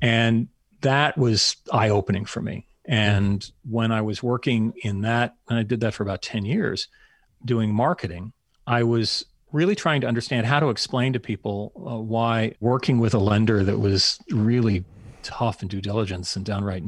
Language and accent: English; Anchorage, Alaska, United States; moved away; So yes, I did grow up in Alaska. Actually, I'm the same age as former vice presidential candidate that had a very Alaskan dialect.